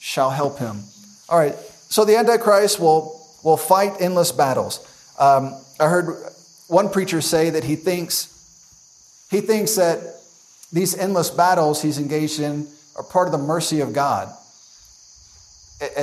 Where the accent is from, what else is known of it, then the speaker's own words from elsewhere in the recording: United States; as an American